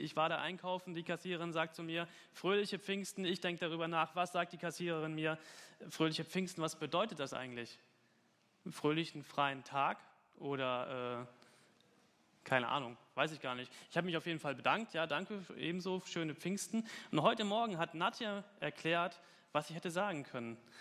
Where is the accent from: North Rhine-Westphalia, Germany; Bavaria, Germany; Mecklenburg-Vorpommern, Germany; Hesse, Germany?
Hesse, Germany; Falkenberg; moved away; in Falkenberg, mitten auf dem Land. Das ist meine Heimat. Da komme ich her.